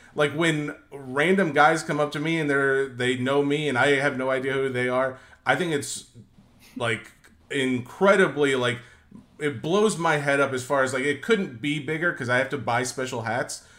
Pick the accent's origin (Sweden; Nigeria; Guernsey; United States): United States; Middle Tennessee; born and raised in Middle Tennessee